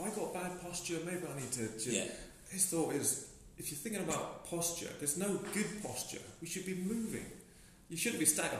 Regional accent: England, United Kingdom; I'm definitely a white settler. I'm English and I'll always be English. And I'll be reminded that I'm English in a nice way, very nice way.

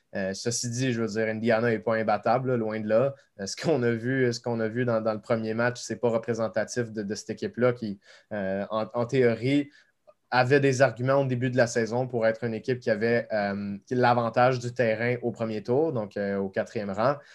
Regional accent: Canada; en tant que Canadien

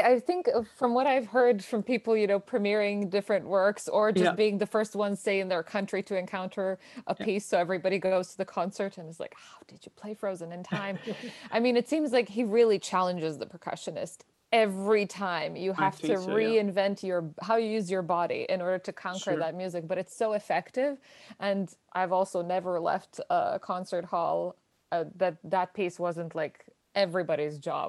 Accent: Belgrade, Serbia; born or raised there

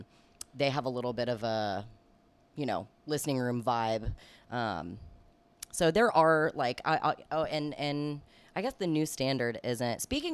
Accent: Ponte Vedra Beach, Florida, United States; now in Atlantic Beach, United States; I guess I grew up in Ponte Vedra, went to Nice, and then moved to Jacks Beach, and now I live in Atlantic Beach.

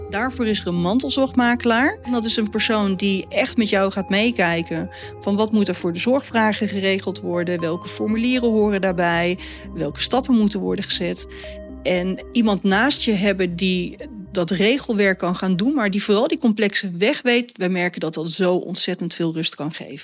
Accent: Netherlands; Wij als Nederlanders

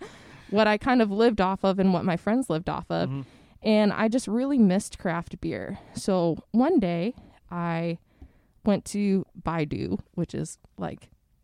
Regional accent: Kalamazoo, Michigan, United States; also born or lived in Beijing, China; I am originally from Kalamazoo, Michigan.

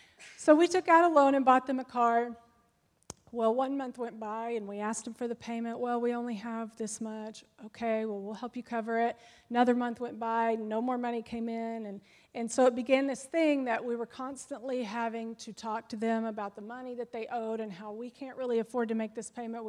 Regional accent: United States; we as Americans

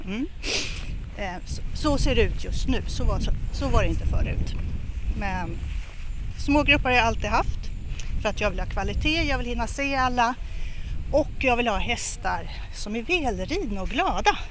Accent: Stockholm, Stockholm County, Sweden; jag är uppvuxen i, på Söder, i Bagarmossen och sen i Fittja. Så jag är ett riktigt förortsbarn

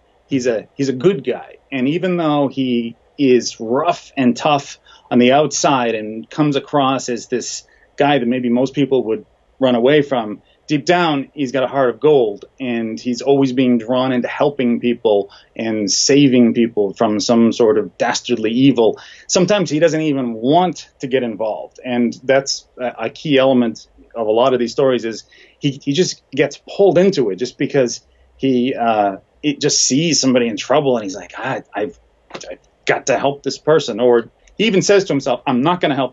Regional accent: Boston, Massachusetts, United States; I grew up in Boston

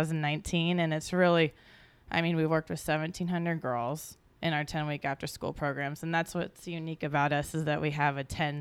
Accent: Missouri, United States; now in Los Angeles, United States; growing up in Missouri

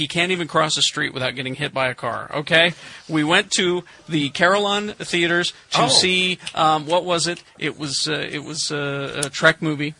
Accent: Salem, United States; I grew up in Salem, a very small town, it's a farming community

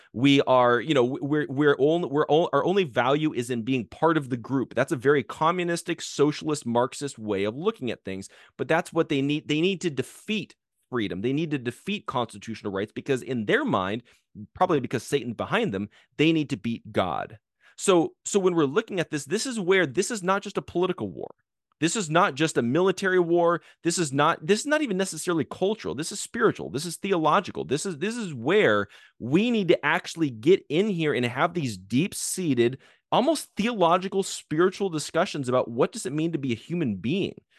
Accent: Arizona, United States; I grew up in Arizona, uh, where, w, you know, we had, uh, Sheriff Joe Arpaio as, as our sheriff growing up

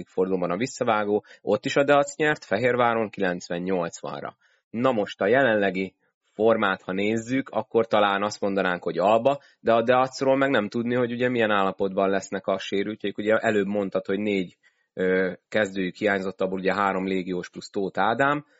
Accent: Szolnok, Jász-Nagykun-Szolnok, Hungary; szolnoki vagyok

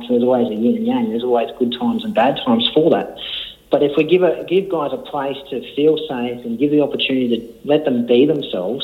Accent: Leeton, New South Wales, Australia; now in Melbourne, Australia; I grew up outside of Leeton, and our next-door neighbour had the wool shed right next to our place.

